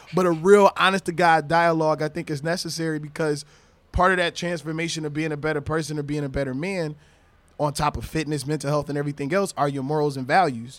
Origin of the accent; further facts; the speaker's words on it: Michigan, United States; also born or lived in Florida / Spanish Harlem, New York; now in New York, United States; I'm originally from Michigan